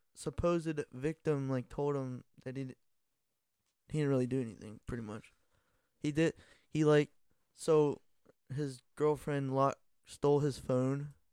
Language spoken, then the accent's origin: English; Ohio, United States; we're from Ohio